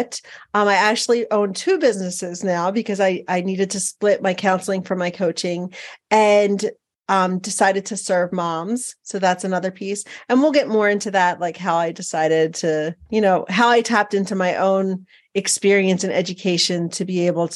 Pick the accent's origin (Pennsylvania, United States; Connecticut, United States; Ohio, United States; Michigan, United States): Pennsylvania, United States; Philadelphia; moved away as an adult; also born or lived in Montana; now in Billings, United States; I'm originally from Philadelphia, Pennsylvania, or the suburbs